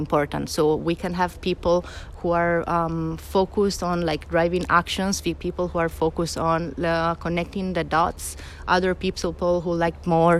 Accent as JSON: {"language": "English", "country": "Italy", "moved": "as an adult", "lives_now": "Barcelona, Spain", "said": "I'm come from Italy, and I moved in sunny Barcelona to work at TypeForm"}